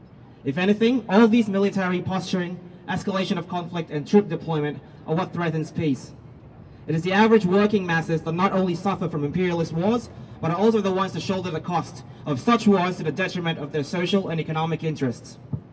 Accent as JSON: {"language": "English", "country": "Philippines", "moved": "yes", "lives_now": "Melbourne, Australia", "said": "I am a Filipino trans woman activist"}